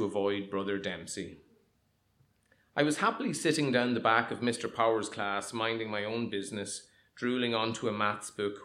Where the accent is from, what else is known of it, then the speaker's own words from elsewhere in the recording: Monaghan, County Monaghan, Ireland; also born or lived in Dundalk; In 1976, we moved from Dundalk, which I thought was the centre of the universe, to what was actually the true centre of the universe, Monaghan. I was 9.